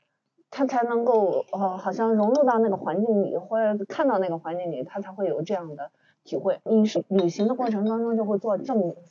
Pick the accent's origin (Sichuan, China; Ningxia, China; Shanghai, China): Ningxia, China; 作为宁夏人